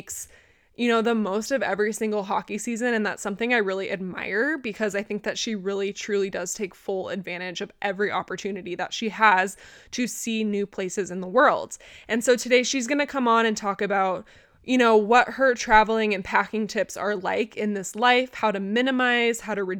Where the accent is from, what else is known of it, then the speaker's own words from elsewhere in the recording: San Diego, California, United States; I'm from San Diego